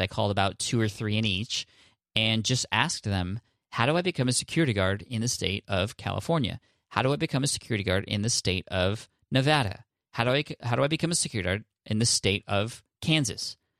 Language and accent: English; India; I'm from India